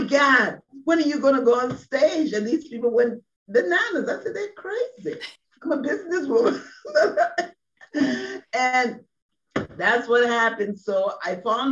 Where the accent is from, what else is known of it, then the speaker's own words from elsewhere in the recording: Liberia; moved away as an adult; now in United States; I'm from Liberia, West Africa